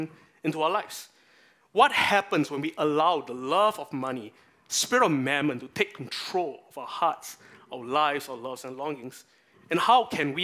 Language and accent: English; Singapore; part of my national identity as a Singaporean